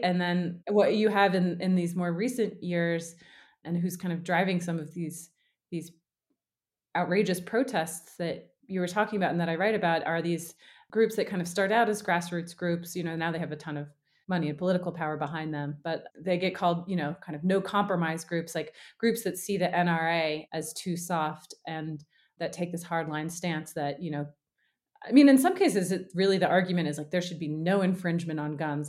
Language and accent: English; the South, United States; I grew up in the South